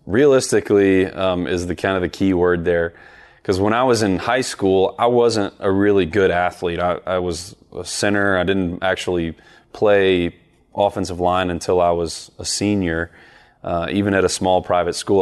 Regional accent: the South, United States; growing up in the South

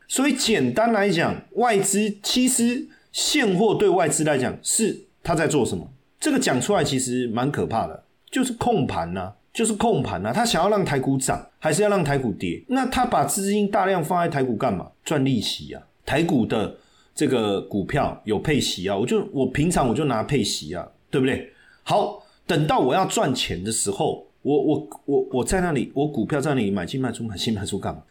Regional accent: Taiwan; 我们台湾人

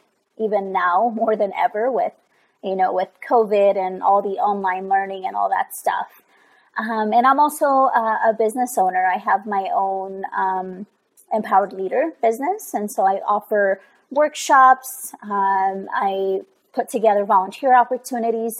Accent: Pachuca, Hidalgo, Mexico; now in Northern Colorado, United States; I'm originally from Mexico. I'm from Pachuca, Hidalgo, Mexico.

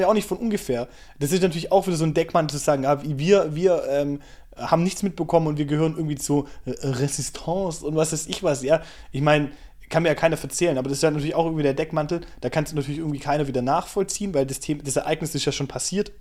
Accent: Germany; bei uns in Deutschland vor 80 Jahren

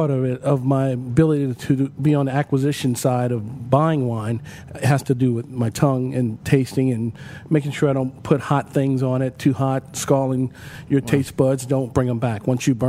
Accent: New Orleans, Louisiana, United States; I grew up in the Treme here in New Orleans and went to school with Kermit Ruffins and Donald Harrison and all those guys.

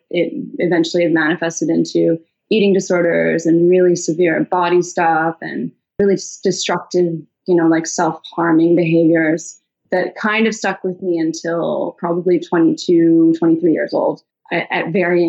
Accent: Malaysia; growing up in Malaysia, we used to have maids, which is very normal in Malaysia as expat children.

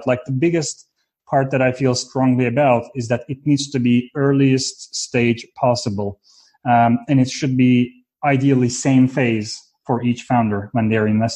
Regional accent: Istanbul, Turkey; moved away; also born or lived in Fort Collins, Colorado; I was born and raised in Istanbul, Turkey

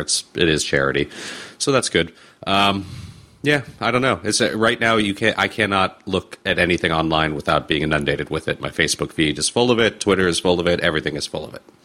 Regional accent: Los Angeles, California, United States; I grew up here in Los Angeles. I grew up here in Southern California

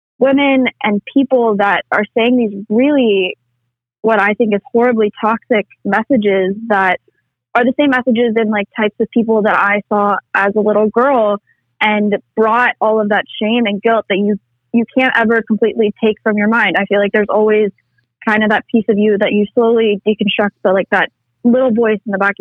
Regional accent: Tennessee, United States; And I grew up in the South, in Tennessee, going to church, a Christian school all 13 years of my life.

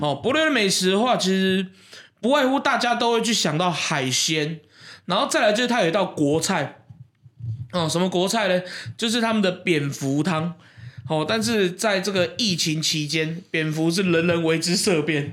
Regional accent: Keelung, Taiwan; 那是一个在，呃，我们基隆那边吃不到的一个食物

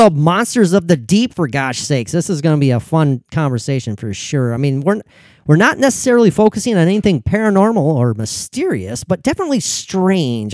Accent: Minnesota, United States; as a Minnesotan

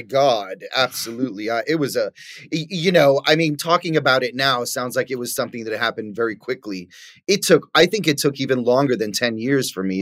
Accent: New York City, New York, United States; moved away; growing up in New York

